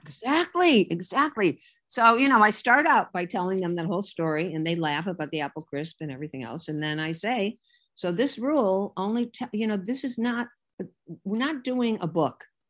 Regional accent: Hartford, Connecticut, United States; moved away; a guy in Connecticut, my hometown, and he said, "We want you to come back to Hartford

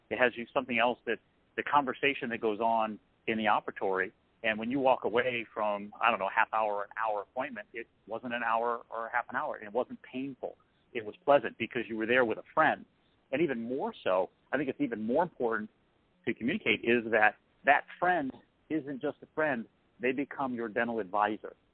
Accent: Massachusetts, United States; I'm from Massachusetts, and just that one little thing was the trust trigger.

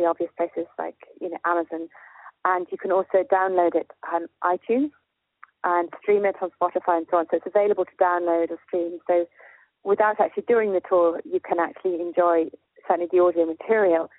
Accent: Chapelizod, Leinster, Ireland; I'm from Chapel Izzard, which is a small village for about 3 miles from Dublin City Centre, which is near my home, which I just adore.

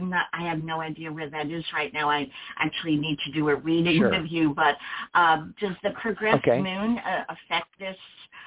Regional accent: New York City, New York, United States; The date of birth is May 14, 1953, and I was born in New York City, 9:58 a.m.

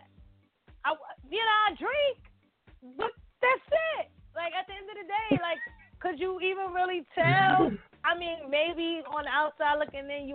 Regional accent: New York City, New York, United States; I'm a Brooklyn girl, born and raised in Brooklyn

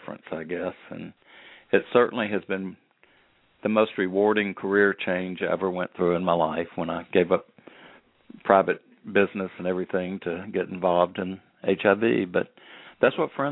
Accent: Birmingham, Alabama, United States; growing up in Birmingham, Alabama

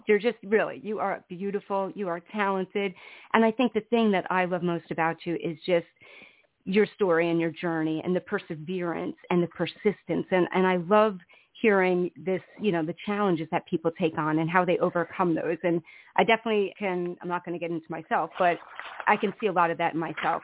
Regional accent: New Jersey, United States; I'm from the East Coast in New Jersey

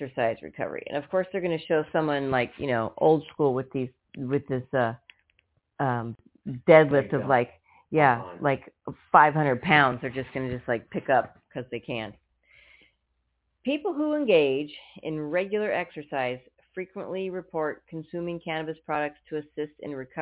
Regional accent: United States; We're American

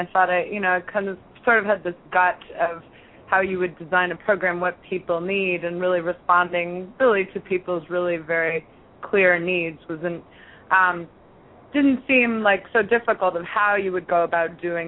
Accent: Toronto, Ontario, Canada; moved away as an adult; now in New York City, United States; I grew up in Toronto

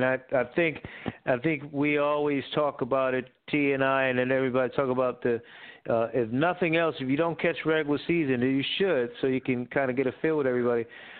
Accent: New Haven, Connecticut, United States; the old New Haven Nighthawks back in the day, in my hometown at the Coliseum there

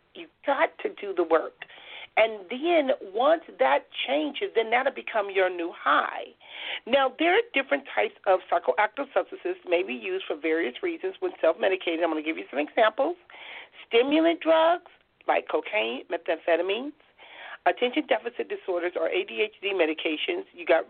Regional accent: Compton, California, United States; And, you know, growing up in Compton

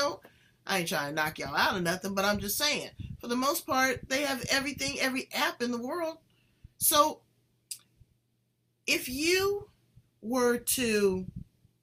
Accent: Los Angeles, California, United States; I'm from South Central

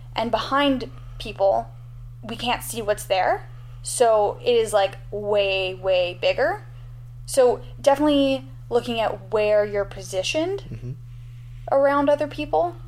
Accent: Canada; as a Canadian

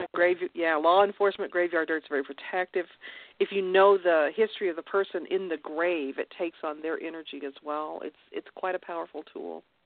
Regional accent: Kentucky, United States; moved away as an adult; I was raised in Kentucky

